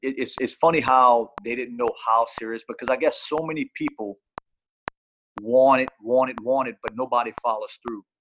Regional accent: Louisiana, United States; I'm from Louisiana.

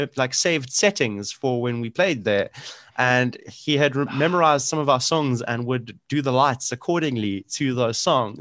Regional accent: Johannesburg, Gauteng, South Africa; I'm originally from Joburg, from the West Rand.

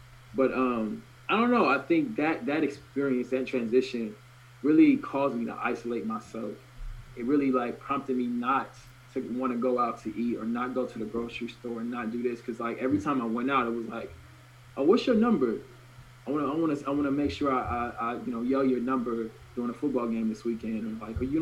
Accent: Norcross, Georgia, United States; moved away as an adult; also born or lived in Nashville, Tennessee; now in Oregon, United States; I was born in Nashville, Tennessee, and I was raised in Norcross, Georgia, so which is a suburb of Atlanta

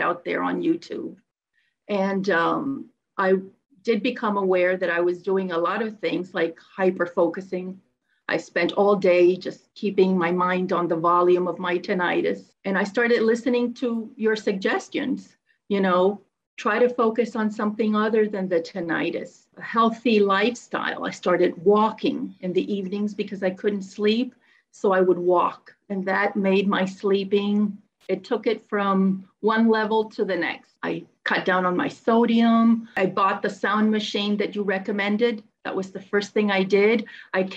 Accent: Miami, Florida, United States; I'm from Miami, Florida

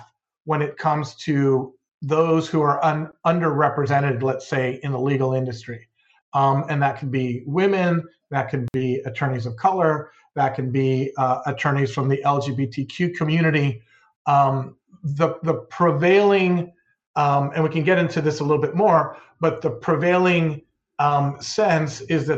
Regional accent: Southern California, United States; also born or lived in Mexico; I was born in the United States in Southern California, but I was raised in both Southern California and in Mexico

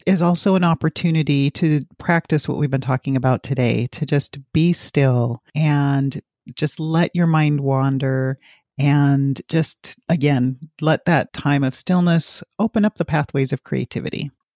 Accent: Alaska, United States; moved away; Alaska is actually where I'm from, born and raised

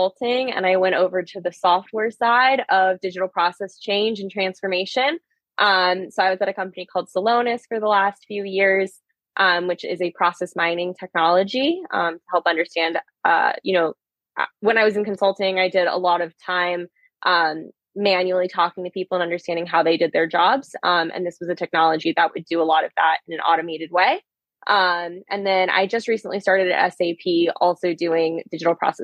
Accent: Newport Beach, California, United States; I am a Southern California native. I grew up in Orange County

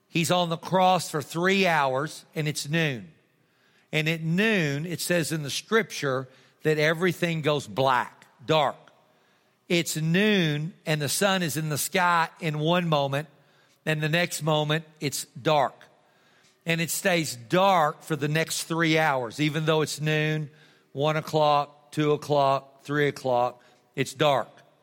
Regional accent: Texas, United States; I'm a Texan.

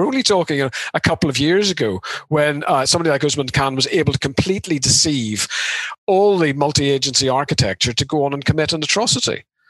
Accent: Ireland; I mean, you know, we're both from Ireland.

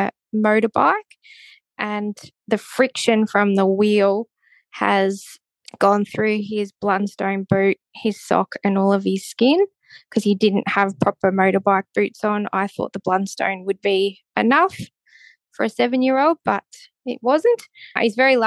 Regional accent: Melbourne, Victoria, Australia; moved away as an adult; now in Nhill, Australia; I was from Melbourne

